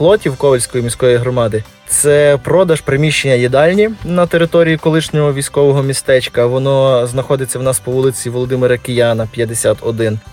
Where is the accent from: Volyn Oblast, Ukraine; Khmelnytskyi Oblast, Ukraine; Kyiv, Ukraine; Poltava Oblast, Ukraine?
Volyn Oblast, Ukraine; Kovel; Ковель, тобто наше рідне місто